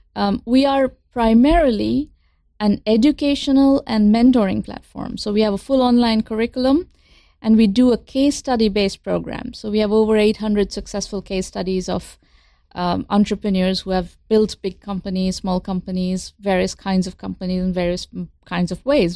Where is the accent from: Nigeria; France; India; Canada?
India; moved away as an adult; now in United States; I grew up in India, in pre-liberalization India